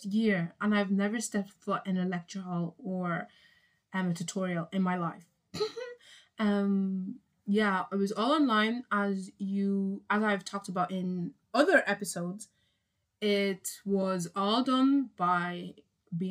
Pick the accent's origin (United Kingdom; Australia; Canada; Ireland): Ireland; I'm from Ireland